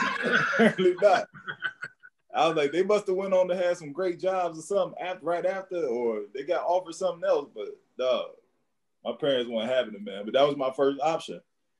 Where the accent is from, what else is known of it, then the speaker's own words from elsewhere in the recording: Cleveland, Ohio, United States; moved away as an adult; also born or lived in Sapporo, Japan; now in North Carolina, United States; I'm from Cleveland, but I moved from Cleveland.